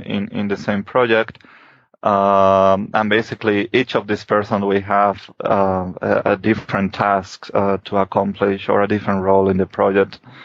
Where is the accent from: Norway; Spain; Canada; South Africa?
Spain; moved away as an adult; I'm from Spain and I did my PhD in Spain.